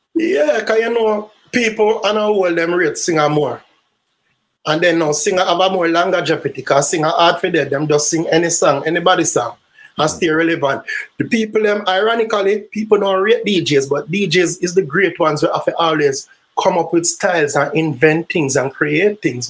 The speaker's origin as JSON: {"language": "English", "town": "Kingston", "country": "Jamaica", "tie": "born or raised there", "also_born_or_lived": "St. Mary, Jamaica", "said": "I was born in Kingston, Jamaica, Waterhouse, Kingston 11"}